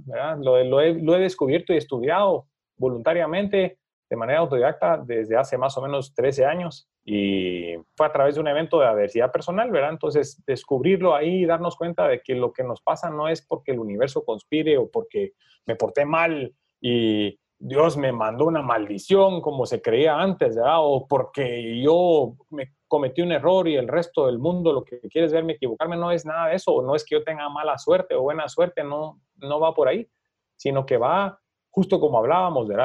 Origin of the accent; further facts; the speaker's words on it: Guatemala; para nosotros como guatemaltecos